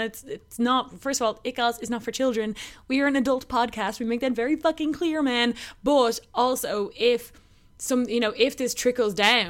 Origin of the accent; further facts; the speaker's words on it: Ireland; as an Irish woman in my generation